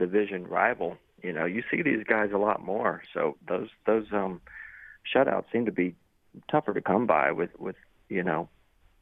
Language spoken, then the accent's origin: English; Shreveport, Louisiana, United States; growing up in Shreveport, Louisiana